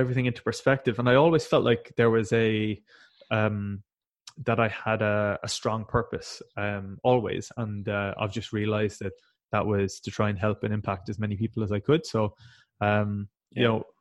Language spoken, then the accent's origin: English; West Cork, Munster, Ireland; I'm from a very rural part of Ireland. I'm from West Cork